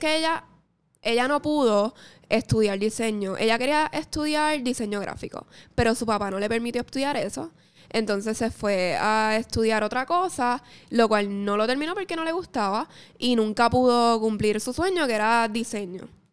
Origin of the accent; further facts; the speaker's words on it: Mayagüez, Puerto Rico; yo soy de Mayagüez, gente. Yo soy del oeste.